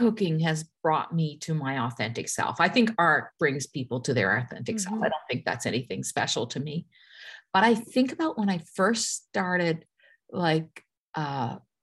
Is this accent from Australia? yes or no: no; Newfoundland and Labrador, Canada; accent: Newfoundland; moved away; I lived in Newfoundland in this tiny rural area that was built around an American Navy base.